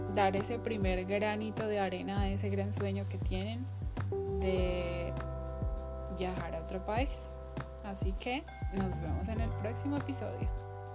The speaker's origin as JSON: {"language": "Spanish", "country": "Colombia", "moved": "yes", "said": "en mi país, Colombia"}